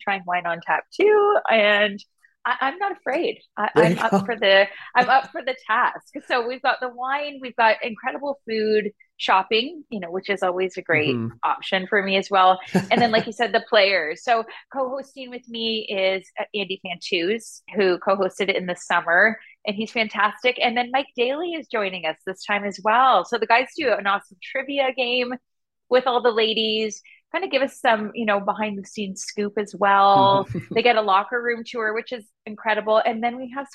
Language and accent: English; Hamilton, Ontario, Canada; Hamilton, because, you know, this is my hometown, born and raised. I've always lived here